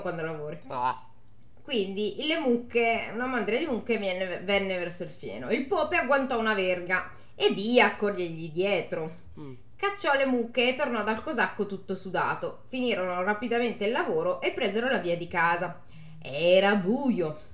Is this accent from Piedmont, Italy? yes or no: no; Milan, Lombardy, Italy; sono di Milano.